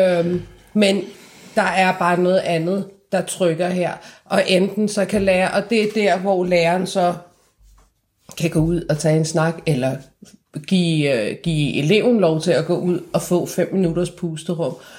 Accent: Iran; now in Denmark; mig som iraner

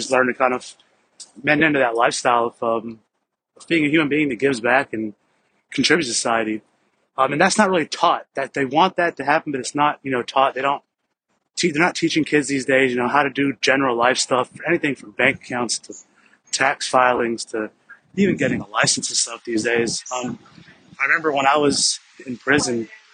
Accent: Deep South, United States; growing up as a minority Indian in the deep south in the United States of America

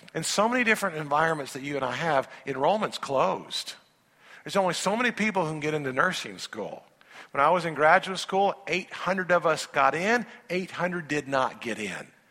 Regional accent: Indiana, United States; moved away as an adult; also born or lived in Louisville, Kentucky / Memphis, Tennessee; I, am a boy from Indiana, and it's kind of funny, even growing up in Indiana

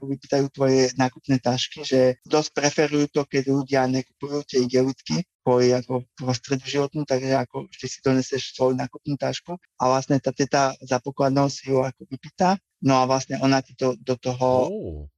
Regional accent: Slovakia; moved away as an adult; also born or lived in England; now in Canberra, Australia; ja som srdcom Slovák a vždy Slovak budem, aj keď budem žiť milión rokov

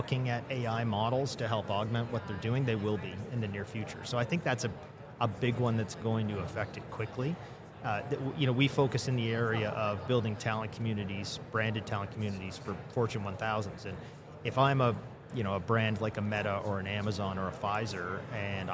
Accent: Toronto, Ontario, Canada; I'm from Toronto

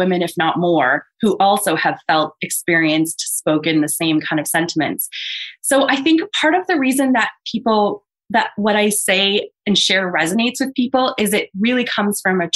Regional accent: Toronto, Ontario, Canada; my hometown of Toronto

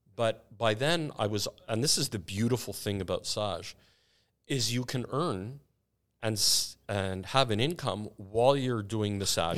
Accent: Canada; I'm so Canadian.

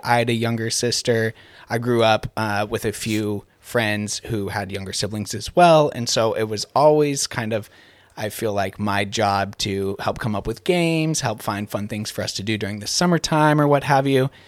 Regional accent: Gig Harbor, Washington, United States; I grew up here in Gig Harbor

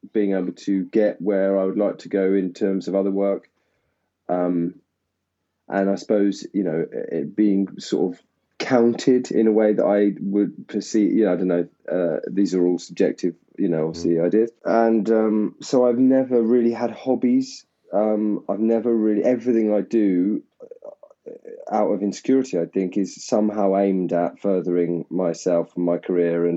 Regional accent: Essex, East of England, United Kingdom; also born or lived in Tottenham; I grew up in Essex

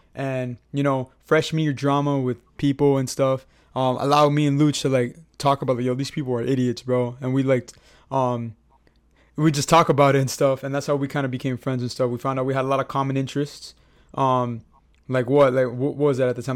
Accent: Miami, Florida, United States; we're from Miami. We've been Miami Heat fans for, bro, ever since we came out of the womb

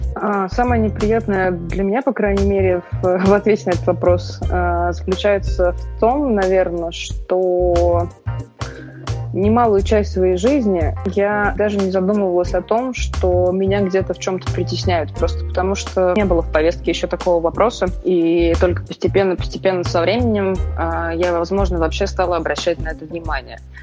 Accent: Saint Petersburg, Russia; moved away as an adult; also born or lived in Moscow; Родилась, выросла, училась в Петербурге

